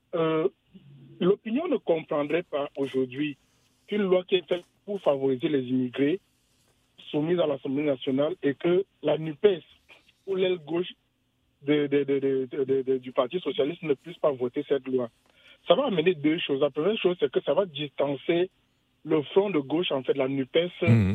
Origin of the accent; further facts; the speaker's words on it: Cameroon; moved away; je viens du Cameroun